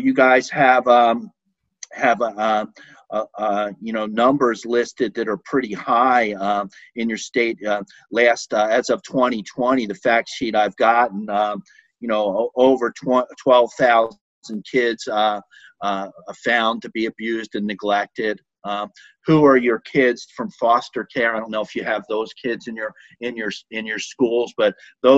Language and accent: English; Philadelphia, Pennsylvania, United States; moved away; I grew up in Philadelphia, and I was always very afraid of the police in Philadelphia growing up